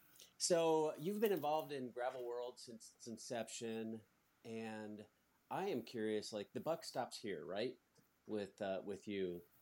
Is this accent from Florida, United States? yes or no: no; Iowa, United States; I'm from Iowa